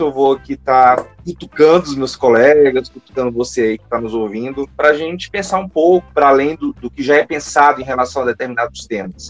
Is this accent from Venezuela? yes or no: no; Fortaleza, Ceará, Brazil; moved away as an adult; now in Curitiba, Brazil; Eu sou de Fortaleza, terminei a minha graduação lá em psicologia e vim fazer um mestrado aqui e acabei permanecendo